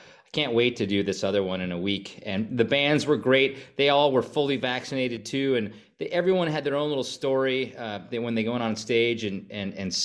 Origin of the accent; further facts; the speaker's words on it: Stevens Point, Wisconsin, United States; I grew up in Stevens Point